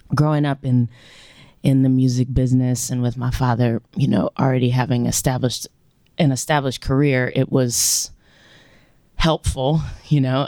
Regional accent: Louisiana, United States; moved away as an adult; now in Memphis, United States; growing up in Louisiana

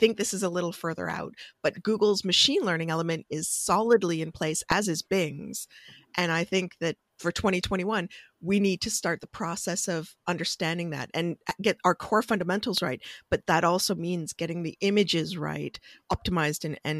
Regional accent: Canada; I'm Canadian

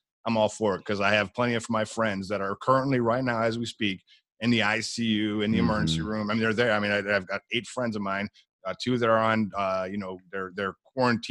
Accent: Buffalo, New York, United States; I was born and raised in Buffalo, New York, middle class, low middle class family

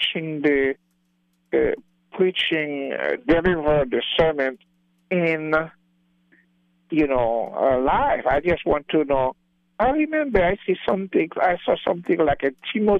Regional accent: Haiti; now in Atlantic City, United States; I come from Haiti, outside the city

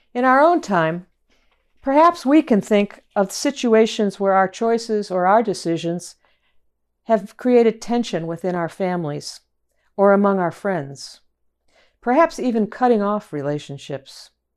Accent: Chicago, Illinois, United States; moved away; also born or lived in Boston; from my hometown in Chicago

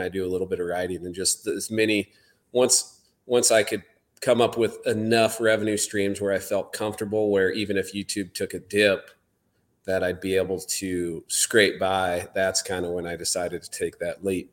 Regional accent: southern Iowa, United States; I grew up in southern Iowa

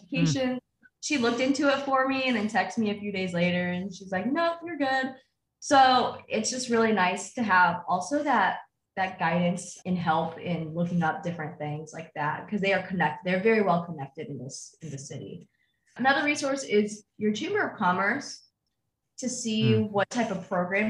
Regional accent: Terre Haute, Indiana, United States; also born or lived in China; the truck stop in Terre Haute. That's where I'm from, my hometown

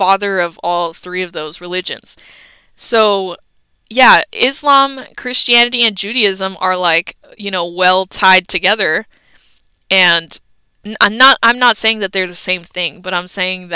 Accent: United States; we grew up in America

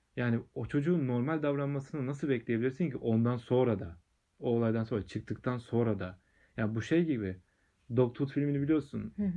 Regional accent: Aydınpınar, Turkey; benim köyümde Aydınpınar'da

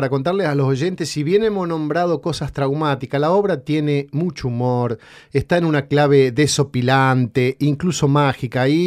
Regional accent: Ceres, Santa Fe, Argentina; En mi pueblo, en Ceres, en el norte de la provincia, en plena guerra, chicas, en plena guerra, yo trabajaba, era empleado municipal

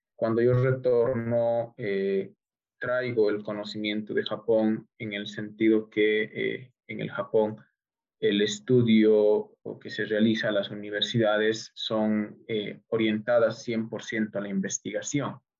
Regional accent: Bolivia; also born or lived in Tokyo, Japan; retorné a Bolivia

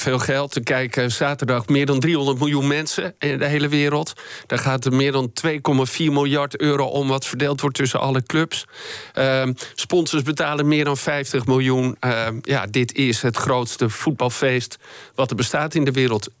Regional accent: Netherlands; wij als Nederlanders

